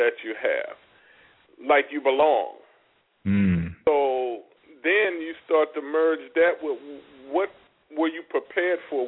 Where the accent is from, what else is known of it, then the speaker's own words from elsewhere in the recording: Baltimore, Maryland, United States; I'm originally from Baltimore, Maryland